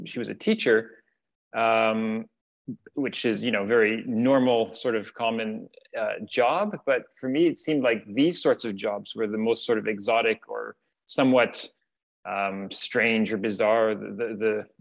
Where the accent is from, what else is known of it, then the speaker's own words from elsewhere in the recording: Ottawa, Ontario, Canada; moved away as an adult; also born or lived in Finland; now in Montreal, Canada; I grew up in Ottawa